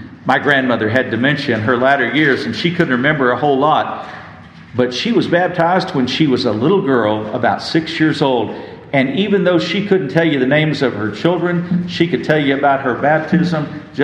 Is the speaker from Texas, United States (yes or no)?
yes; West Texas, United States; I grew up in West Texas